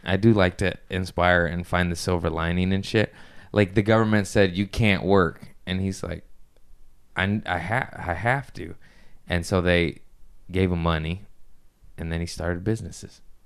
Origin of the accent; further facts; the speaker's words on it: United States; I'm just American